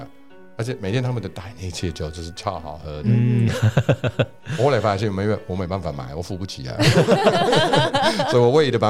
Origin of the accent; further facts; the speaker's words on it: Scotland, United Kingdom; Chinese is a second language; now in Taiwan; 就是因为我爸就是强迫我要喝 whisky，因为我是苏格兰人，